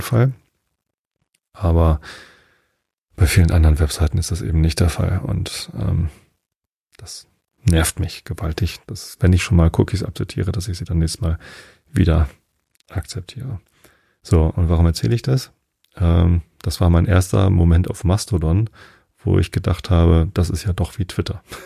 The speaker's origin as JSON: {"language": "German", "town": "Wistedt", "country": "Germany", "tie": "born or raised there", "lives_now": "Karkensdorf, Germany", "said": "Ich habe ja meine Jugend in Wistedt verbracht. Das ist zwei Dörfer weiter"}